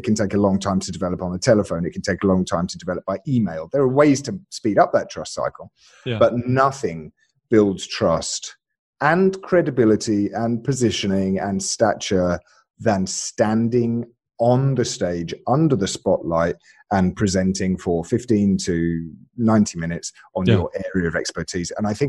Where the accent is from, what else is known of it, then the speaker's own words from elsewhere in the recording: Alabama, United States; born there; Right. So I was born in Alabama, and I realized that when I spoke with this accent instead, my rates just went through the roof.